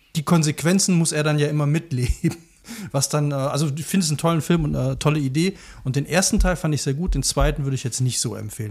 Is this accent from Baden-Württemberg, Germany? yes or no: no; near Leverkusen, North Rhine-Westphalia, Germany; ich bin ja auch in der Nähe von Leverkusen groß geworden